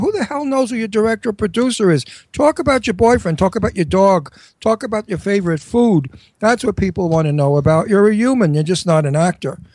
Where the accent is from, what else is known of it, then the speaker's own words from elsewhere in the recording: New York, United States; accent: New York; I'm a native New Yorker, as you can hear